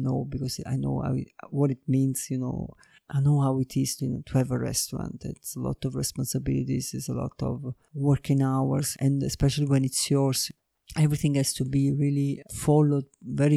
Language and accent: English; Naples, Campania, Italy; moved away; I was born in Naples. I'm from the south of Italy and really by the seaside